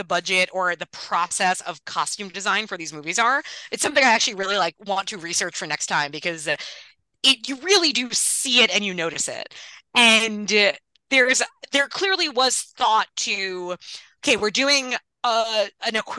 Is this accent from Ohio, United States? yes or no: no; Long Island, New York, United States; I grew up on Long Island